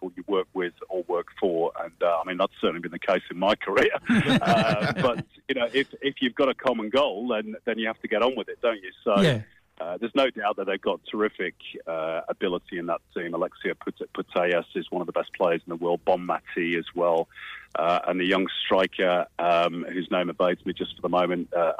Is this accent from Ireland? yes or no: no; England, United Kingdom; moved away; being English by birth